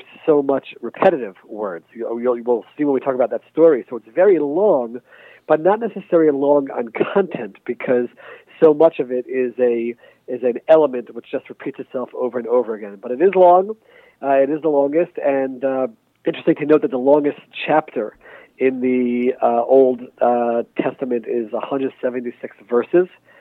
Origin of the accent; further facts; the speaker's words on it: United States; now in Israel; I spent most of my life in the United States as an American citizen